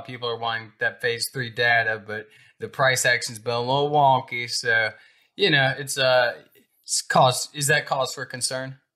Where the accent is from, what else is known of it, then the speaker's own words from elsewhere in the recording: Alabama, United States; I'm from yeah. Alabama, but I don't know this much farm jargon